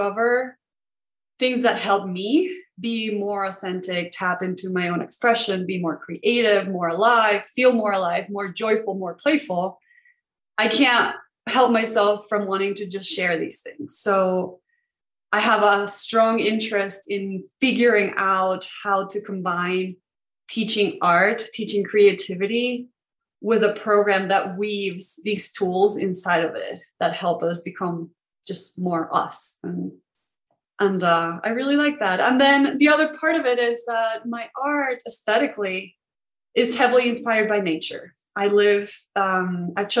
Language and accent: English; Venezuela; born or raised there; moved away as an adult